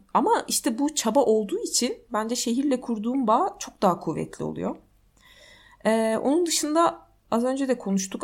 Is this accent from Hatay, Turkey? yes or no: no; İzmir, Turkey; moved away as an adult; also born or lived in Ankara; now in Istanbul, Turkey; bir İzmirli olarak yani biz e, simide gevrek diyoruz.